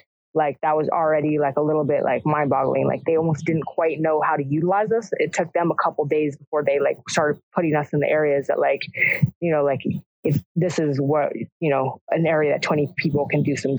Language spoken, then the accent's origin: English; California, United States; we're from Southern California. We're going to get in there